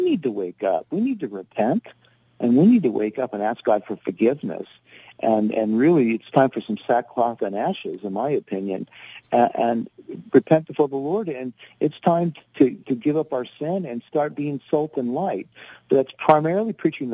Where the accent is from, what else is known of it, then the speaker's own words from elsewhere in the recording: United States; we as Americans